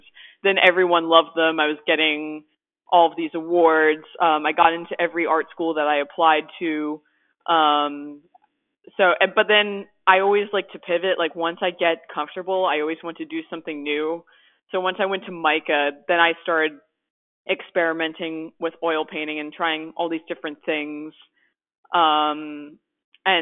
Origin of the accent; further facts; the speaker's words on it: West Chester, Pennsylvania, United States; I'm from Westchester, Pennsylvania, and it's a short drive from Wilmington